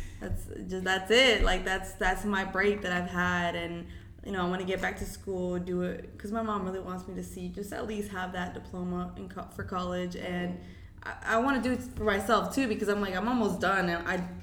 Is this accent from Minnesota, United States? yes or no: no; Florida, United States; also born or lived in Mexico; I'm from Florida